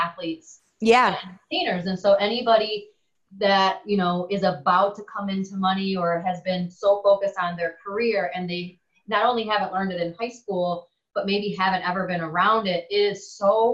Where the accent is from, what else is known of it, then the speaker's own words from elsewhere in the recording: Wisconsin, United States; moved away as an adult; now in Florida, United States; I'm from Wisconsin